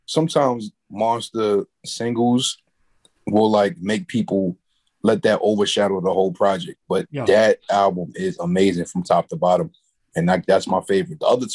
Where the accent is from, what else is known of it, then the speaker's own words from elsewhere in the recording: New York City, New York, United States; I'm from Queens